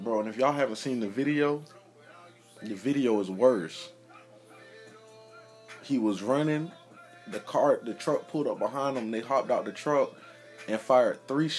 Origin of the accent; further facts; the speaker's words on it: Jacksonville, Florida, United States; I'm from Duval County, Jacksonville, Florida